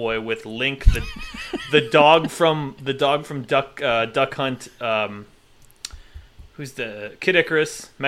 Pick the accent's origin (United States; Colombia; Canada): United States; I'm from America